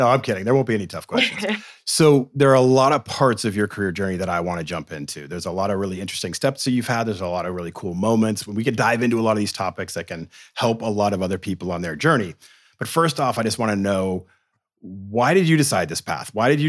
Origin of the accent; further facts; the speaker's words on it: Boston, Massachusetts, United States; accent: Boston; moved away; I'm from Boston and I've got no accent until I go home.